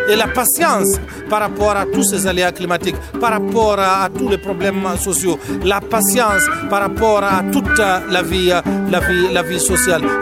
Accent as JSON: {"language": "French", "country": "Niger", "said": "Je suis euh, euh, un Nigérien, je suis du Niger."}